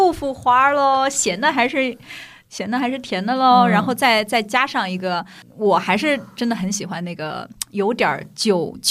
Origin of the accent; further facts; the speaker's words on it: Shanghai, China; accent: Shanghainese; also born or lived in Japan; 我们这上海话的口音